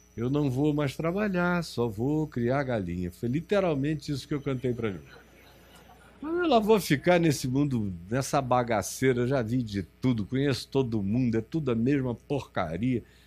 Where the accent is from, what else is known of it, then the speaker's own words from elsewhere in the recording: Amazonas, Brazil; also born or lived in Rio de Janeiro; Eu sou do Amazonas